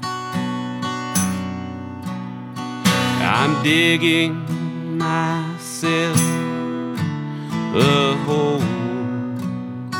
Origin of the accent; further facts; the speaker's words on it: New Tazewell, Tennessee, United States; I'm from the hills of Upper East Tennessee, a little town called New Tazewell, which is right next to Old Tazewell.